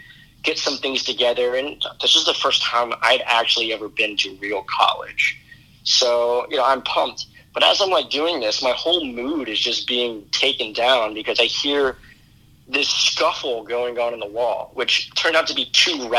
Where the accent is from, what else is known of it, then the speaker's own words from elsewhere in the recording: Destrehan, Louisiana, United States; moved away as an adult; also born or lived in New York City; now in New York, United States; stay at home in Destrehan